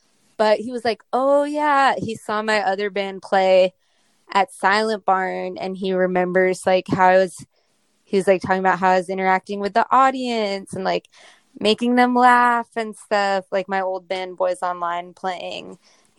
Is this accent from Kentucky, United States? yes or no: no; Miami, Florida, United States; Well, so I was born on Miami Beach, and that's where like my mom is from, and like two of my grandparents lived there, and then my dad lived in South Miami and my other grandparents lived in Coconut Grove.